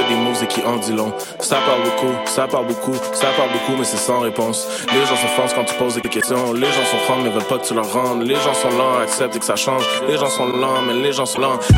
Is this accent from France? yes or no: no; Quebec, Canada; québécois canadien. Ah, c'est certain. Euh, un Québécois d'expression canadienne, française, française. Euh, on est des Canadiens, ah américains, francophones.